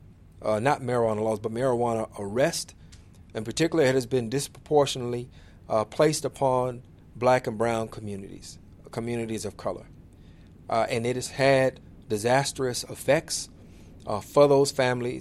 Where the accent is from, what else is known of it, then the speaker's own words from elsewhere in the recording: Illinois, United States; states like Illinois in particular, my home state